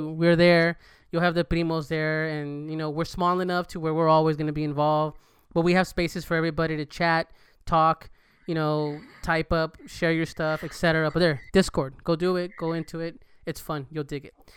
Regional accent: California, United States; now in Texas, United States; I'm from Cali

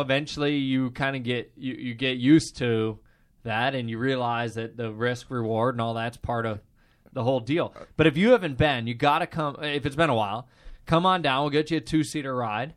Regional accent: Midwest, United States; Growing up in the Midwest

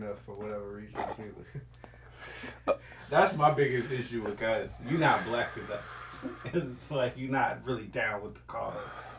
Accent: Richmond, United States; Once again, I'm from Richmond, okay? The hood.

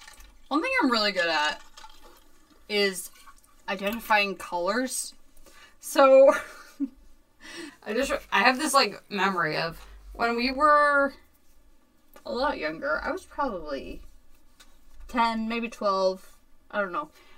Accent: Newtown, Connecticut, United States; born or raised there; also born or lived in Bethel, Connecticut

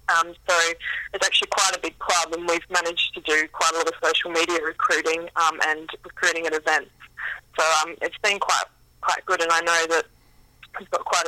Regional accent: Sydney, New South Wales, Australia; moved away as an adult; now in London, United Kingdom; I'm from Sydney

